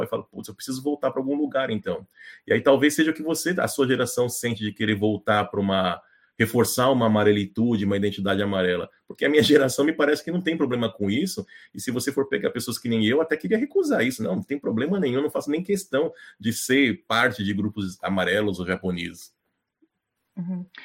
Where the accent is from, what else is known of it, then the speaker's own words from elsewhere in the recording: Brazil; also born or lived in Japan; eu sou, eu sou brasileiro